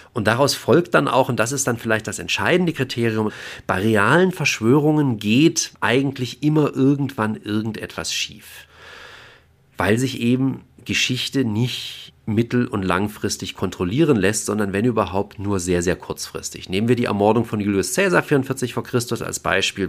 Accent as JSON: {"language": "German", "country": "Germany", "said": "bei uns in Deutschland"}